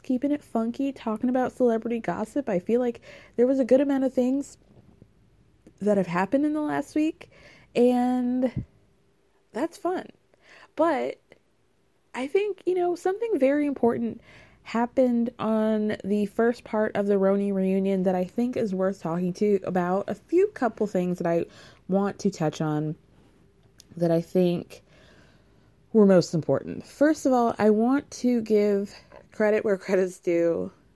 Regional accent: New York, United States; as a New Yorker

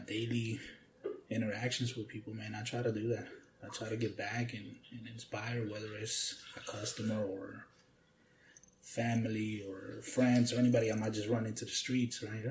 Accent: Key West, Florida, United States; also born or lived in Atlanta; I was raised in Key West

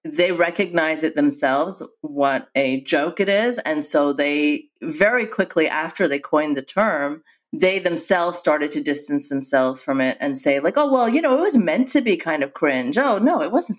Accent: Saudi Arabia; moved away; I grew up in Saudi Arabia.

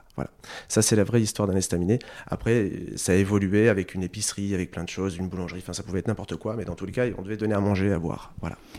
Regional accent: Sercus, Hauts-de-France, France; moved away as an adult; also born or lived in Lille; Je viens de Sercu, euh, mon village natal, là où j'ai grandi pendant une vingtaine d'années.

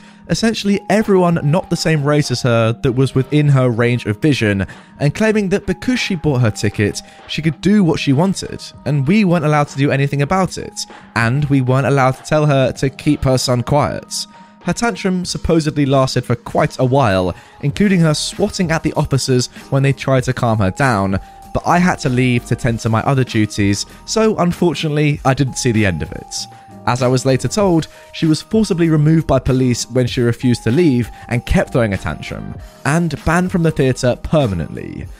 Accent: Germany; English is a second language; If you haven't guessed by now, I am from Germany and my mum lived in the GDR.

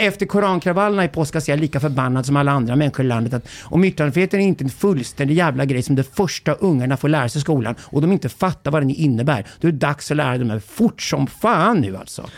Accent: Sweden; som svensk man

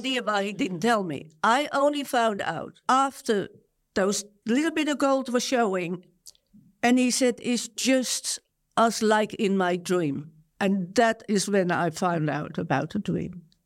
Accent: Netherlands; moved away as an adult; now in Australia; I was born in Holland, one of twelve children. I went to Australia at twenty-five, twenty-six years of age

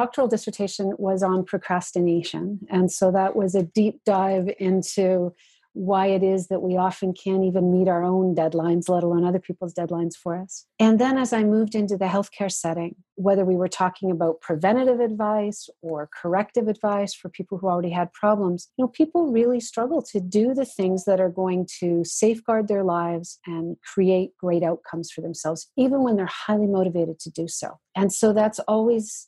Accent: Georgian Bay Area, Ontario, Canada; now in Winnipeg, Canada; I am originally an Ontarian. I grew up in the Georgian Bay Area and moved out to Winnipeg, Manitoba

